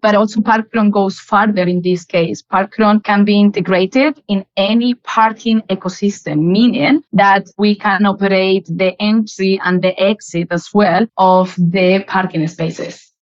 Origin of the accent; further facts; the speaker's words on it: Malaga, Andalusia, Spain; English is a second language; moved away as an adult; also born or lived in United Kingdom; now in United Arab Emirates; I grew up in Malaga. Malaga is a beautiful, gorgeous city in the south of Spain